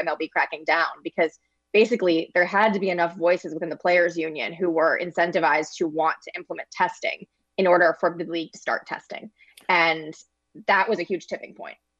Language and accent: English; St. Louis, Missouri, United States; I grew up in Saint Louis, was a Cardinals fan as a kid